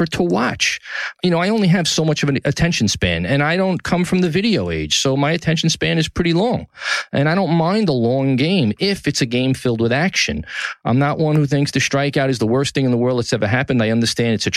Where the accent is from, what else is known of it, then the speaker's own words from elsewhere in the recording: New York City, New York, United States; From the Gotham Podcast Studio in the heart of downtown New York City, my hometown, Tribeca